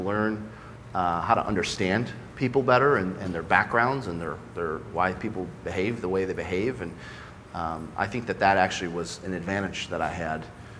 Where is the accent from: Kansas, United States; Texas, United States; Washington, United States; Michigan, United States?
Michigan, United States; also born or lived in Westland, Michigan / Livonia, Michigan / Belleville, Michigan / Novi, Michigan; I started in a town called Westland, Michigan. Then I went to elementary school in Livonia, Michigan. I went to middle school in a town called Belleville, Michigan, and graduated from Novi High School.